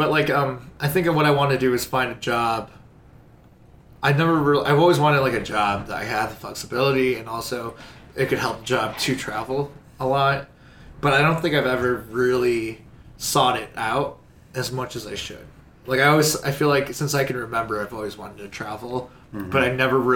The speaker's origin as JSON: {"language": "English", "town": "Chicago", "region": "Illinois", "country": "United States", "tie": "born or raised there", "said": "Born and raised in Chicago"}